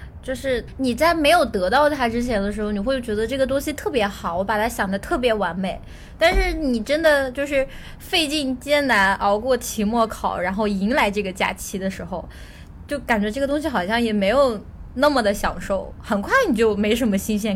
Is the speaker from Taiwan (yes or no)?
no; China; 我我小时候甚至不知道梦龙、可爱多，因为我们在我小时候在一个小县城里，就这种东西都是没有的。然后到后来，我刚到上海的时候